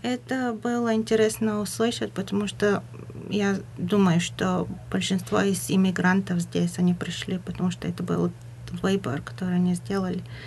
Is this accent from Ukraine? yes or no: no; Bulgaria; Russian is a second language; moved away; я говорю по-русски, но я не из России, а болгаркой